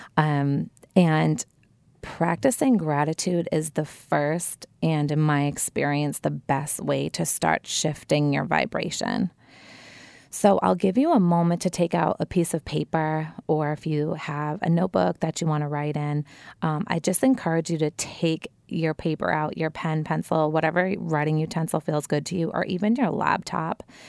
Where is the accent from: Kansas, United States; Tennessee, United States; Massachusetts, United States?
Massachusetts, United States; Wilmington; I grew up in a family-oriented, very happy neighborhood in Wilmington, Massachusetts, my hometown